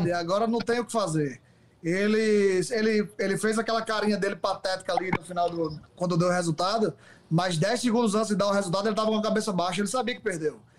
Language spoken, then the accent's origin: Portuguese; Northeast Region, Brazil; a gente é do Nordeste, né?